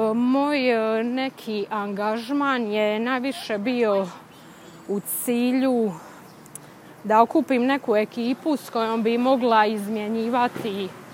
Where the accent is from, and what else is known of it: Bosnia & Herzegovina; now in Boston, United States